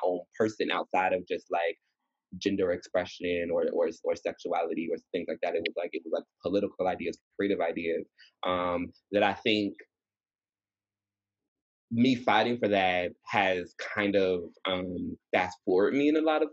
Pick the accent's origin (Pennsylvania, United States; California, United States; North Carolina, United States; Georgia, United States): Georgia, United States; Atlanta; moved away as an adult; now in New York, United States; So I grew up in Georgia